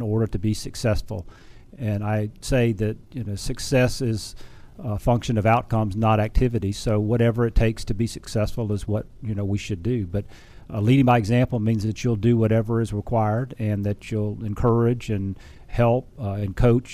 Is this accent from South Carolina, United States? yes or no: yes; Beaufort, South Carolina, United States; moved away; also born or lived in Charlotte, North Carolina; Originally from Beaufort, South Carolina